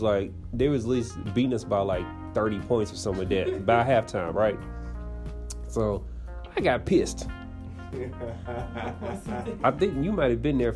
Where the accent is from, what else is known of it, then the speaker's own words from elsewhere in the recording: Tennessee, United States; moved away; also born or lived in Georgia; I'm from Tennessee originally, so I was being charged out-of-state tuition in Georgia